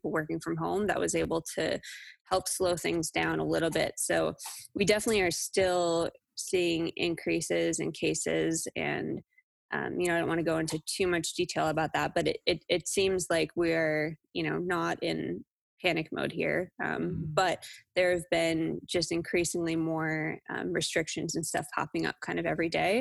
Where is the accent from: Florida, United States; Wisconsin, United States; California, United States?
Wisconsin, United States; I'm from Wisconsin. I grew up there